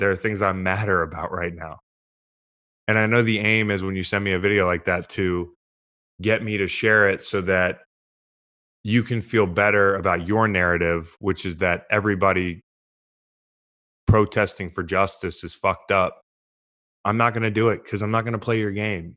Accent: United States; an American citizen

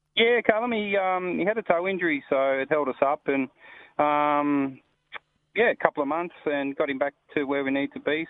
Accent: Sydney, New South Wales, Australia; now in Perth, Australia; I grew up in New South Wales playing soccer out in the Western districts

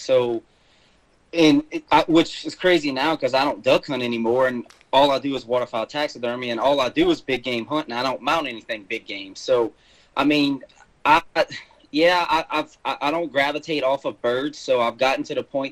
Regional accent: South Louisiana, United States; moved away as an adult; now in Mississippi, United States; I'm originally from South Louisiana, which you'll probably hear a little bit of that in my accent. I lived there pretty much most of my life until, I guess, 6-7 years ago

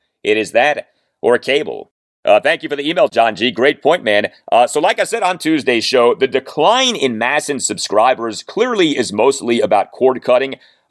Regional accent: Washington, District of Columbia, United States; when I was growing up in the Washington, D.C. area

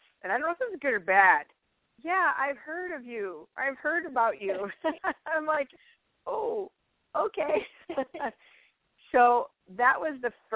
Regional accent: Chicago, Illinois, United States; moved away as an adult; also born or lived in Fargo, North Dakota; I moved from Chicagoland, which I'd been there for my whole life, you know, and moved there to Fargo

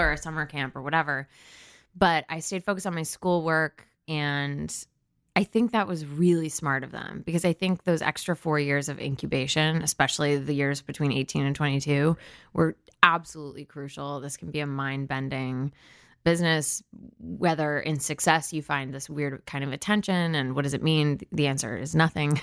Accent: New Canaan, Connecticut, United States; also born or lived in Stamford, Connecticut / Washington, D.C.; I was born in Stamford, Connecticut, but I was raised in New Canaan, Connecticut, with the exception of two years in Washington, D C

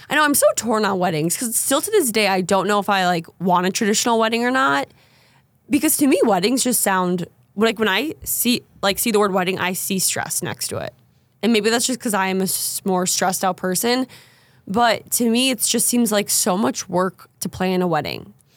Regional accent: Minnesota, United States; moved away; also born or lived in North Dakota; I'm from Minnesota

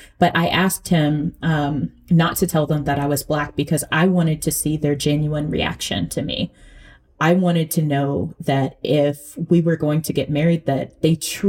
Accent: Ghana; I'm very proud of being Black and I'm very proud of being Ghanaian

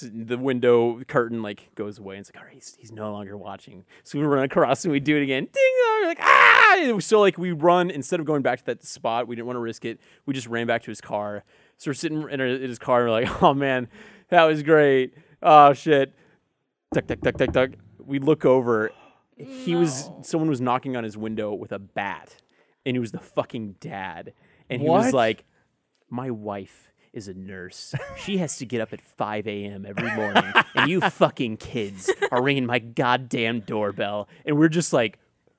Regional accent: Allen, Texas, United States; Allen, Texas.

